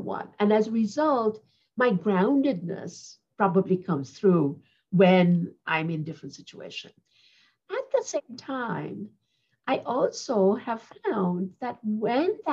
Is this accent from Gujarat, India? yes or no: yes; Ahmedabad, Gujarat, India; now in New York, United States; I'm a New Yorker who comes from Ahmedabad